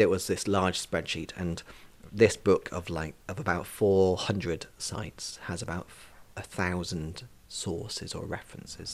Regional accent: Isle of Man; I grew up in Glenmona in Mackle

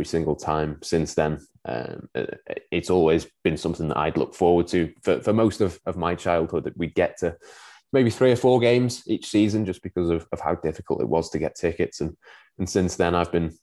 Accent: Winsford, North West England, United Kingdom; So I was born in Winsford in Cheshire, so not a million miles away from Liverpool.

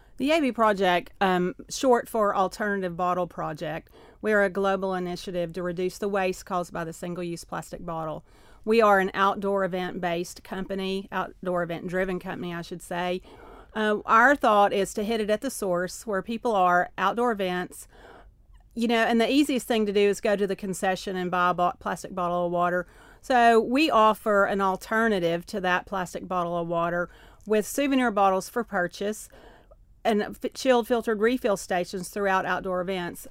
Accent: Knoxville, Tennessee, United States; accent: Appalachian; Knoxville, where I was raised

